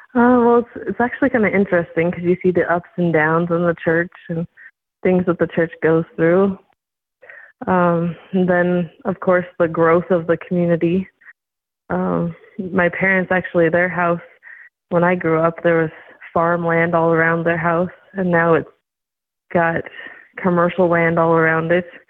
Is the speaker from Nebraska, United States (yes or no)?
yes; Scottsbluff, Nebraska, United States; I was born and raised in Scotts Bluff. So I've lived here all my life.